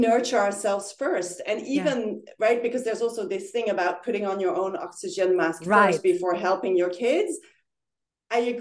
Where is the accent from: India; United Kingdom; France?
France; Paris, Île-de-France; moved away as an adult; also born or lived in Netherlands / Singapore; now in The Hague, Netherlands; I was born and raised in Paris and lived there for 18 years. And then I moved to the Netherlands to study.